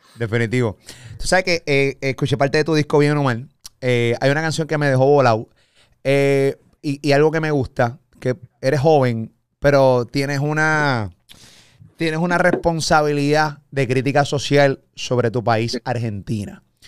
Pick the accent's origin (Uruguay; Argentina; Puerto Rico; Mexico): Puerto Rico; Yo soy puertorriqueño